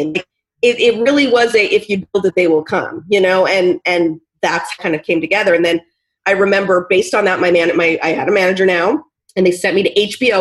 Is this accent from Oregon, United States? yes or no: yes; Portland, Oregon, United States; I am from Portland, Oregon